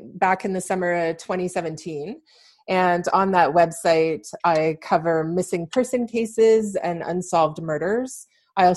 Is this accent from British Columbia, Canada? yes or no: yes; Vancouver, British Columbia, Canada; moved away as an adult; now in London, Canada; I'm originally from the Vancouver, BC area, but I moved to London, Ontario around 6 years ago.